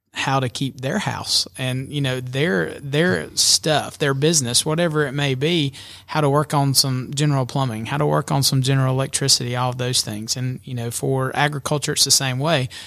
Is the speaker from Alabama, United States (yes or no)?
yes; Albertville, Alabama, United States; moved away as an adult; now in Georgia, United States; I grew up in Alabama. Um, graduated from Albertville High School over in the, in the great state of Alabama